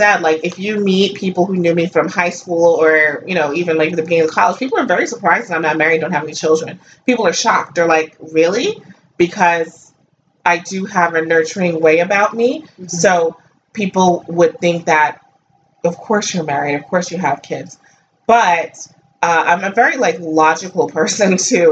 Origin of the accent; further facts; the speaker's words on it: United States; I grew up in America